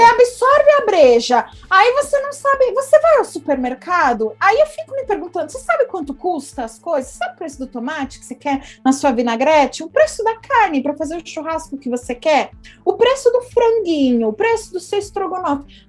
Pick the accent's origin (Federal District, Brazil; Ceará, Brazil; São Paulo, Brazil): São Paulo, Brazil; Eu sou paulistana, eu não vivo na praia